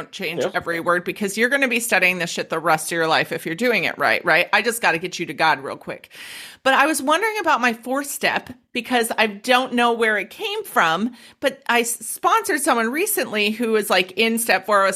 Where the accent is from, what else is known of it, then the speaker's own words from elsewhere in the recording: United States; moved away as an adult; also born or lived in Denver, Colorado; now in Australia; I'm American